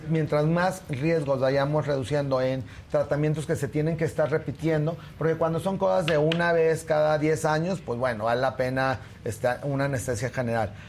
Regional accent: Torreón, Coahuila, Mexico; En eh, la yo soy de Torreón

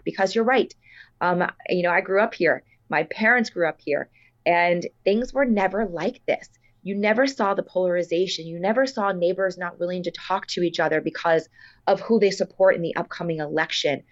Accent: Miami, Florida, United States; born and raised in Miami, so I understand the culture of Miami.

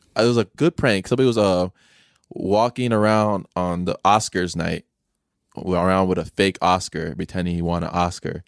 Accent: Chicago, Illinois, United States; I grew up in Chicago, so it's, like, concrete everywhere

